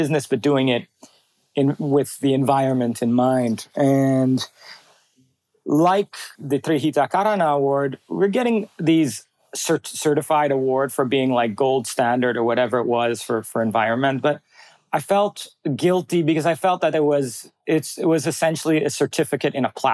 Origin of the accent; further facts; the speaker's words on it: Bali, Indonesia; my whole growing up in Bali was nature-based